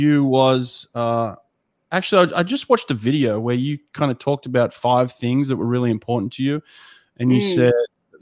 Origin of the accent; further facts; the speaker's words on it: New South Wales, Australia; I was from New South Wales